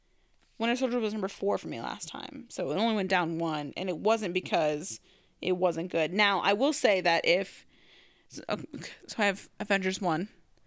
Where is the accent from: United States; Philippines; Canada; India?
Philippines; I'm Filipino. I don't look super Asian, but I look a little bit of something. Islander, I would say.